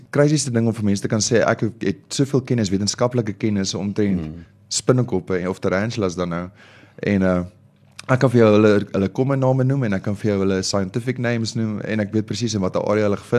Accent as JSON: {"language": "Afrikaans", "town": "Omaruru", "region": "Erongo", "country": "Namibia", "tie": "born there", "also_born_or_lived": "Kriel / Namakwaland", "said": "ek is gebore in Omaruru in Namibië en ja. um, ons het 'n bietjie gebly in Kriel hier agter in Mpumalanga en toe gaan ons van daar af oor en toe gaan ons bly ons in Namakwaland"}